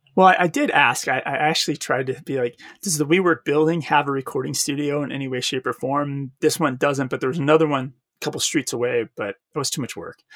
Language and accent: English; Arizona, United States; I'm from Arizona